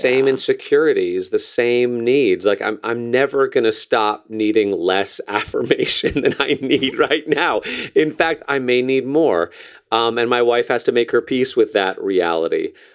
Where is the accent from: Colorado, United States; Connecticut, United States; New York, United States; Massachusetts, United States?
Connecticut, United States; New Canaan; moved away; my hometown newspaper in New Canaan, Connecticut